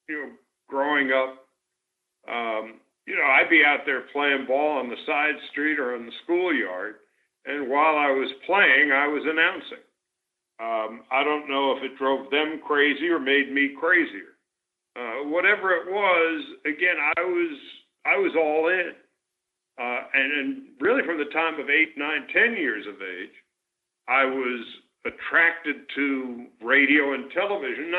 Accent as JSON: {"language": "English", "region": "New York", "country": "United States", "tie": "born or raised there", "moved": "yes", "said": "growing up in New York"}